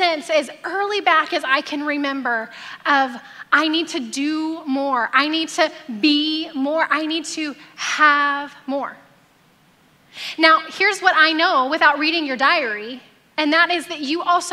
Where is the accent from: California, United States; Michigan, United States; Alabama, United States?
Alabama, United States; now in Temecula, United States; I grew up in Alabama